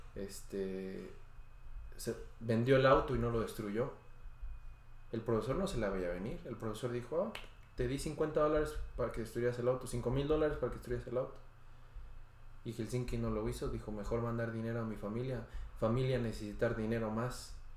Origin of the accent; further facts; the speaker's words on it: Pachuca, Hidalgo, Mexico; moved away; Yo soy de Pachuca